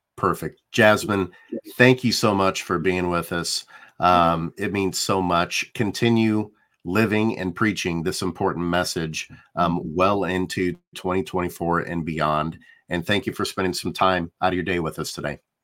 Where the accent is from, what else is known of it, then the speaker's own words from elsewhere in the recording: Indianapolis, Indiana, United States; I'm from Indianapolis